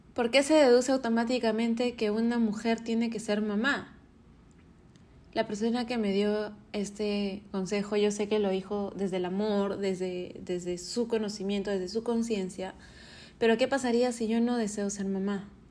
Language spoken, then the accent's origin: Spanish; Arequipa, Peru; now in Lima, Peru; Arequipa, de donde soy, Perú. Pero este año quise recibirlo en Lima, donde vivo